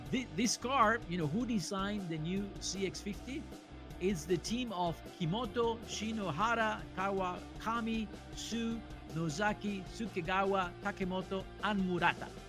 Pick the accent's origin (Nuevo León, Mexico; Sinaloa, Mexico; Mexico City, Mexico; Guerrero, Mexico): Nuevo León, Mexico; Monterrey; now in Los Angeles, United States; I'm from Monterrey, Mexico.